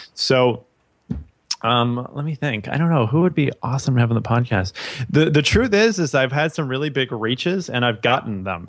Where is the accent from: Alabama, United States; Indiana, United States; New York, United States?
New York, United States; New York City; I grew up in New York City my, my whole life.